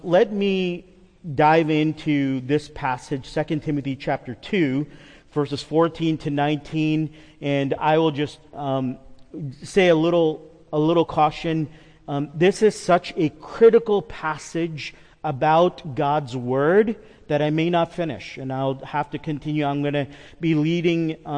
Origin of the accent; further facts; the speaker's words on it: New York, United States; I'm a New Yorker.